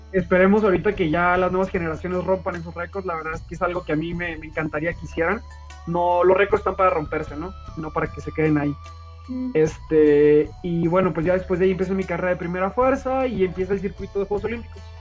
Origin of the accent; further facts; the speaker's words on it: Tijuana, Baja California, Mexico; now in León, Mexico; Soy nacido en Tijuana, de padres sonorenses